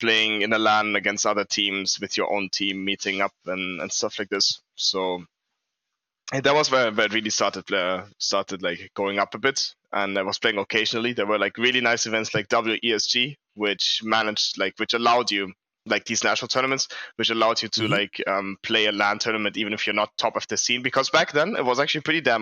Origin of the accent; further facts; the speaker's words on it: Munich, Bavaria, Germany; I'm from Germany. I was born in Munich.